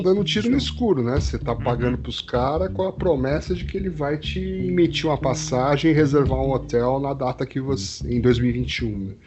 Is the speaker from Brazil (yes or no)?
yes; Brazil; nós somos brasileiros